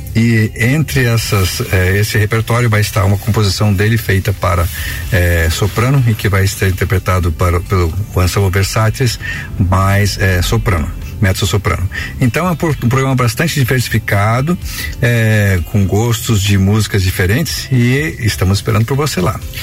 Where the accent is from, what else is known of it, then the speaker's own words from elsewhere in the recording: Brazil; nós, como brasileiros